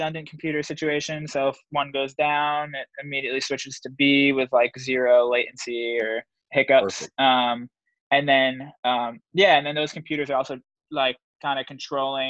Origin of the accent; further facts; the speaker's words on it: New York, United States; growing up in New York